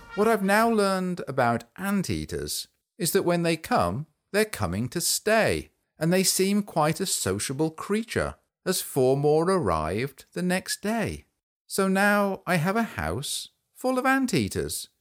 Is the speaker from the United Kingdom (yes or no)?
yes; England, United Kingdom; I grew up in England, which is a country in Europe.